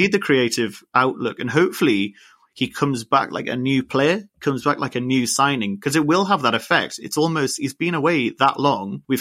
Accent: Jesmond, North East England, United Kingdom; I mean, I'm from Jesmond myself, so I can't really say too much.

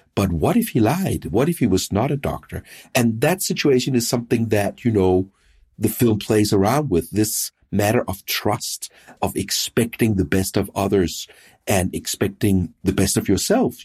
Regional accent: Denmark; in Denmark, I'm from Denmark

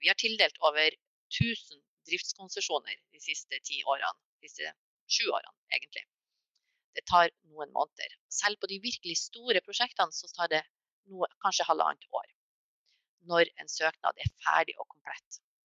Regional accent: Mo i Rana, Nordland, Norway; Jeg kommer selv fra Mo i Rana

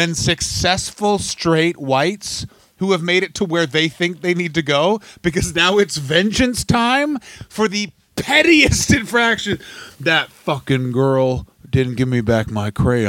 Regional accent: Ottawa, Ontario, Canada; I'm from Ottawa

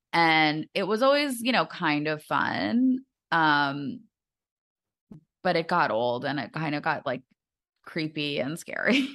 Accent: United States; I'm just too American

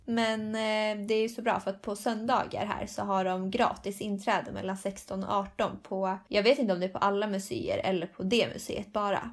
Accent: Sweden; moved away as an adult; now in Spain; vi var från Sverige

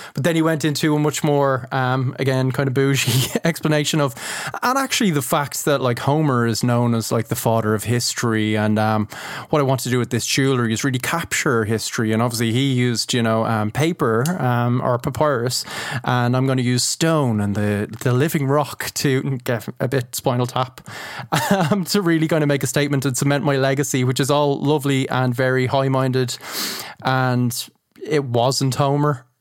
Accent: Ireland; as an Irish man

